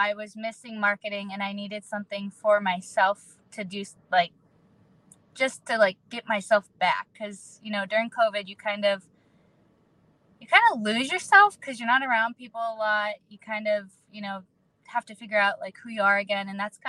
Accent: Erie, Pennsylvania, United States; Yeah, Erie, Pennsylvania.

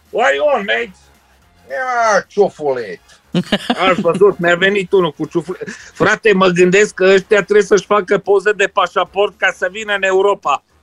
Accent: Romania; now in United Kingdom; sunt aproape mândru că sunt român, să zic.

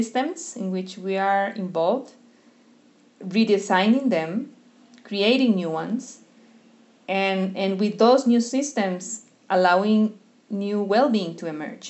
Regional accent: Costa Rica; also born or lived in Brazil; I'm from Costa Rica

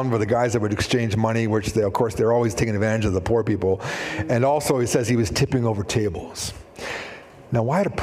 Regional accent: Shuswap, British Columbia, Canada; I grew up in Shuswap

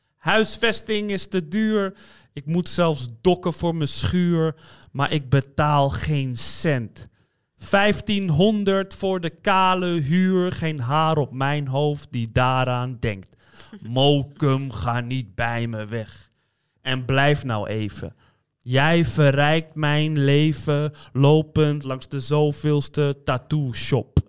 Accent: Amsterdam, North Holland, Netherlands; accent: Amsterdams; ik ben in Amsterdam opgegroeid

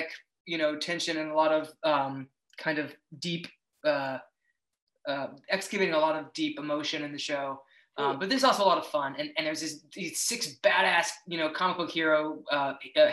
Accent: Tampa, Florida, United States; I grew up in Florida. I grew up in Tampa Bay area in Florida

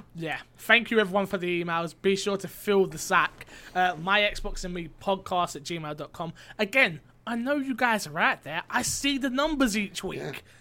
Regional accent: United Kingdom; I'm not American. They don't let, they don't let Brits on there.

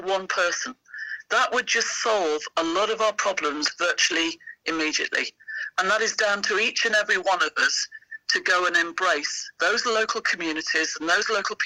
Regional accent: Sheffield, Yorkshire and the Humber, United Kingdom; I come from Sheffield

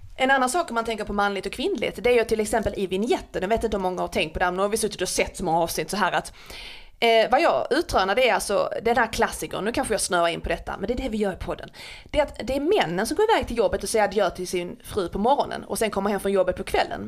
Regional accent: Skåne, Sweden; jag som skåning

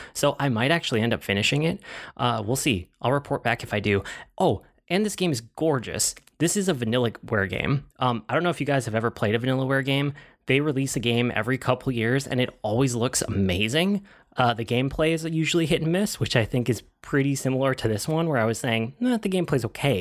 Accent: United States; I'm American

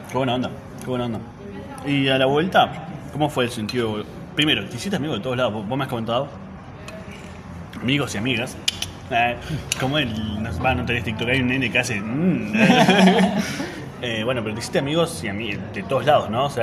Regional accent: Neuquén, Argentina; estamos acostumbrados a decir, bueno, nosotros que somos de Neuquén, del sur de Argentina, decimos

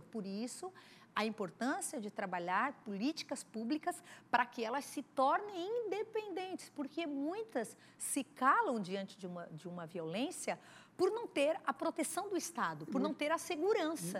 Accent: South Region, Brazil; eu, enquanto deputada federal, mulher que sou do Sul

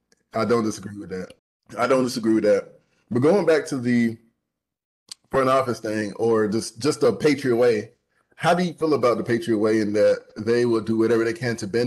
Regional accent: Huntsville, Alabama, United States; in Huntsville, my hometown

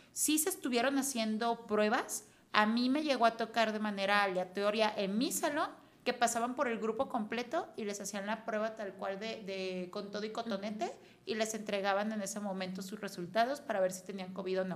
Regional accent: Mexico; como mexicanos

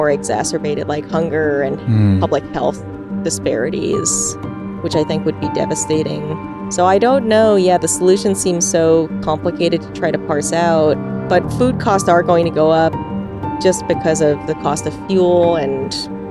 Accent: New York, United States; when I was growing up in New York, when I was a kid

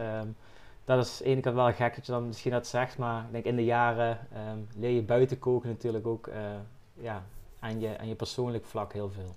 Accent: Valkenburg, Limburg, Netherlands; ik ben zelf uit Valkenburg

